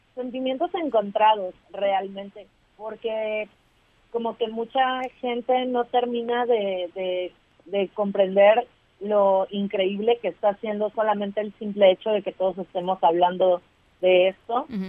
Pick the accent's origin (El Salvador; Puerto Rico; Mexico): Mexico; Veracruz; nosotras somos del estado de Veracruz